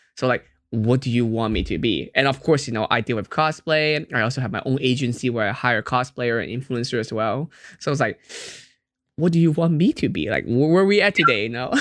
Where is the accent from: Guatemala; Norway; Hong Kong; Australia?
Hong Kong; moved away; also born or lived in Fremont, California